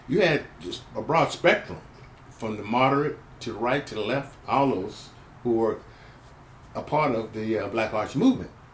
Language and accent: English; San Francisco, California, United States; also born or lived in Grand Rapids, Michigan, United States; I came to the Bay Area as a young person, a kid, uh, when I was in 1951, about 1951. Uh, um, about seven, eight, going on eight years of age